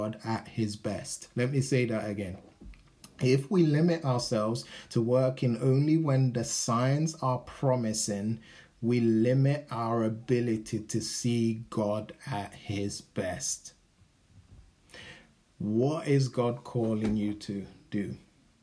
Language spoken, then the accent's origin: English; United Kingdom; moved away as an adult; now in San Diego, United States; we're from Britain